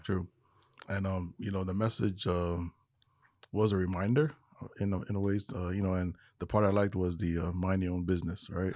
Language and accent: English; Hawaii, United States; moved away as an adult; now in Texas, United States; I am originally from Hawaii, now living in the, uh, state of Texas